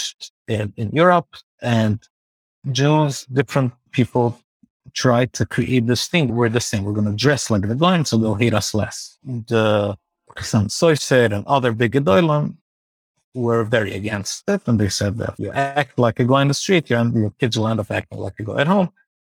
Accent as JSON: {"language": "English", "town": "New York City", "region": "New York", "country": "United States", "tie": "born or raised there", "said": "I grew up in Borough Park"}